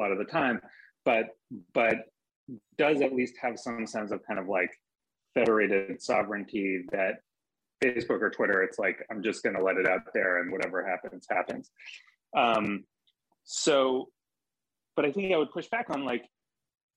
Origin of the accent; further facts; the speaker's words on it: Maine, United States; I grew up in Maine